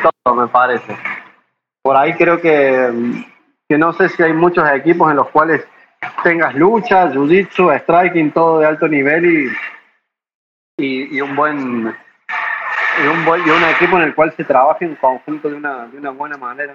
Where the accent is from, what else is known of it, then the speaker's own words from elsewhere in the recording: Córdoba, Argentina; moved away as an adult; now in Tijuana, Mexico; soy de Córdoba, Argentina